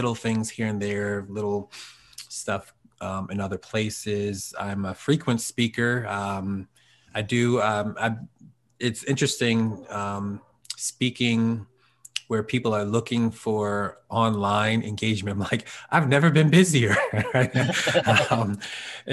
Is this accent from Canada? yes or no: no; Norristown, Pennsylvania, United States; moved away as an adult; also born or lived in Philadelphia; now in Harrisburg, United States; Born and raised in Norristown.